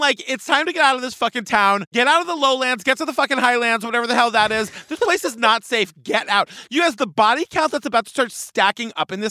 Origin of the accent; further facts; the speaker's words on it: Cape Cod, Massachusetts, United States; I grew up on Cape Cod.